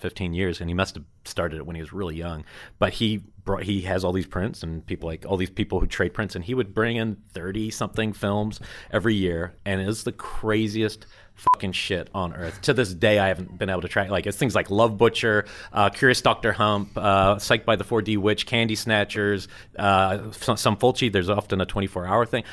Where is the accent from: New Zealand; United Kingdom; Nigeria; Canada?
New Zealand; moved away; growing up in New Zealand, I got really lucky because we didn't ha, we don't have any repertory screenings.